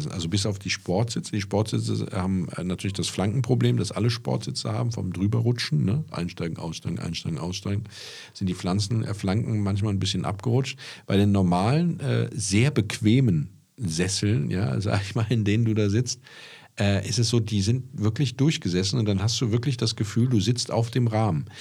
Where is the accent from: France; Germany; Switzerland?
Germany; Lower Saxony; ich bin ja aus Niedersachsen.